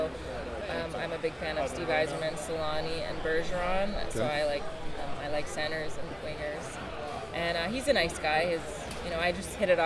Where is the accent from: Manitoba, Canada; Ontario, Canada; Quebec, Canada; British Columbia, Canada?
Ontario, Canada; Ottawa; we're from Ottawa.